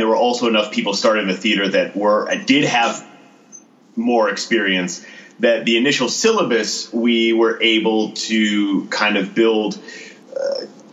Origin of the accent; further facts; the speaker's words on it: Connecticut, United States; now in Austin, United States; I'm originally from Connecticut, and this is like the biggest Connecticut stereotype, but I started teaching sailing when I was 16.